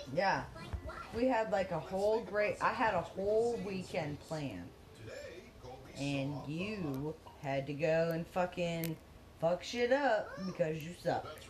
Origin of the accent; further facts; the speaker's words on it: Detroit, Michigan, United States; because I'm from Detroit, so my only team is the Tigers